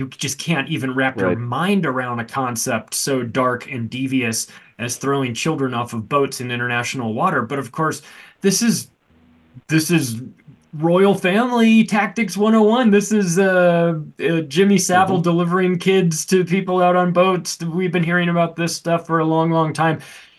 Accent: Canada; But I'm curious about this as a Canadian.

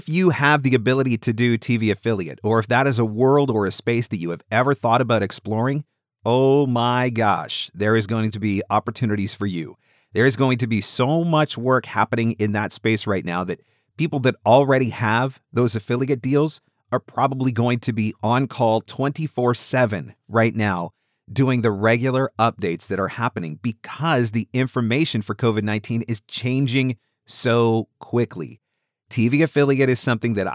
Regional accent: Canada; being a Canadian

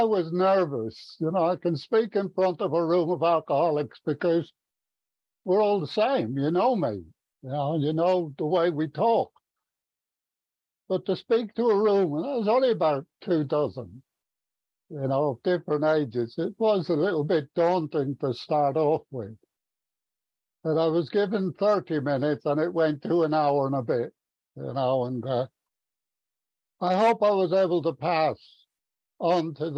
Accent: Ireland; now in Stevenage, United Kingdom; I was brought up in Ireland. Irish Catholic.

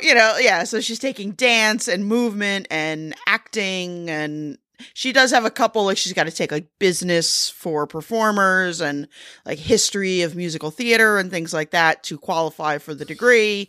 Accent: United States; I'm American

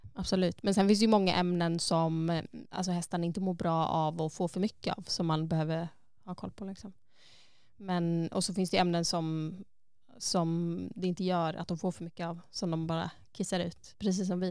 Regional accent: Sweden; moved away as an adult; now in Iceland; när jag fortfarande var hemma i Sverige, alltså innan egentligen jag flyttade till Island

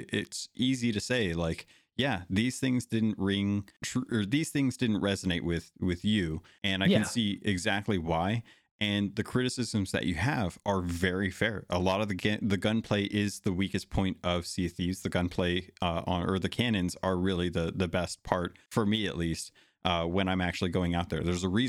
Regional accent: Arizona, United States; also born or lived in California / Alaska; I have a ton of nostalgia growing up in Arizona and California and Alaska and stuff.

